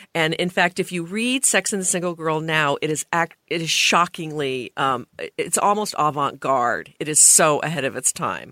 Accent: Portland, Oregon, United States; my hometown of Oregon, I mean, of Portland

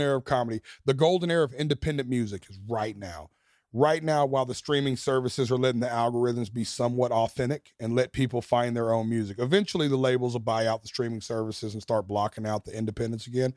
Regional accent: Nashville, Tennessee, United States; first arena headline in my hometown

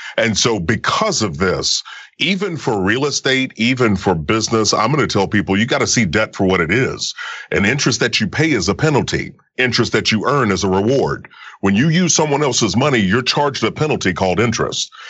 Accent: Kentucky, United States; growing up in Kentucky, you know, little country boy

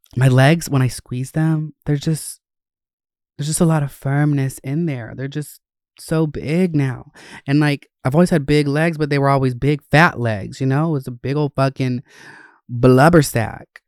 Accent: Winder, Gwinnett and North Georgia, United States; I grew up in Gwinnett and North Georgia areas, um, Winder

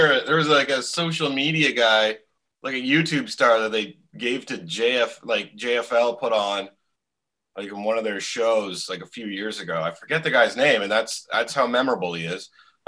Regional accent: outside of Ottawa, Ontario, Canada; also born or lived in Montreal; now in Toronto, Canada; I grew up, I didn't even grow up in Ottawa proper. I grew up like outside of Ottawa, like surrounded by fields and forest.

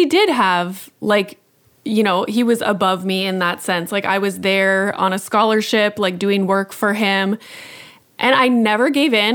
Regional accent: Canada; I'm from Canada

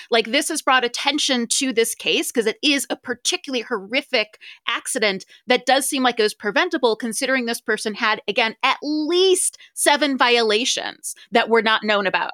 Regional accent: Ohio, United States; now in Las Vegas, United States; I am from Ohio

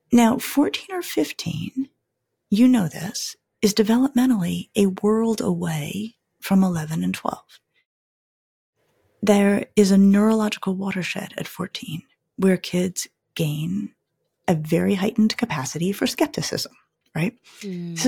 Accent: Colorado, United States; I'm from Colorado

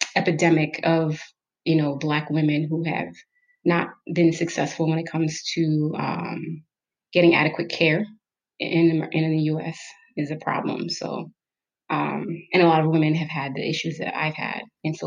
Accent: New York, United States; moved away as an adult; also born or lived in Jamaica / Detroit area, United States; now in Detroit, United States; I grew up in New York

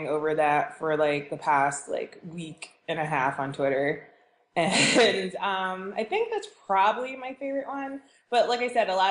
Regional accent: Connecticut, United States; I am from Connecticut, and it's gorgeous here today

